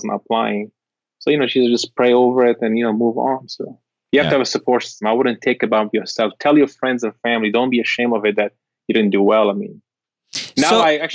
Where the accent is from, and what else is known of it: Syria; English is a second language; now in United States